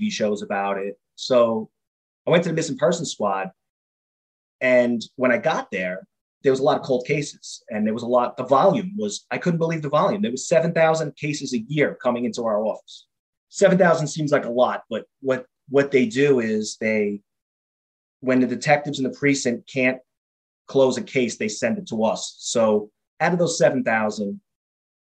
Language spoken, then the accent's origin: English; New York City, New York, United States; I grew up in Queens, New York.